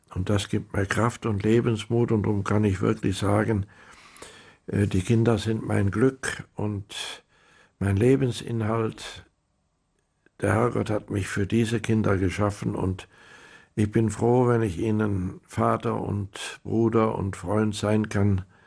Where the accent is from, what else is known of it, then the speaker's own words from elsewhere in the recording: Rhineland, Germany; moved away as an adult; also born or lived in South America; Ich bin Rheinländer und die Rheinländer sind vielleicht Frohnaturen, so sagt man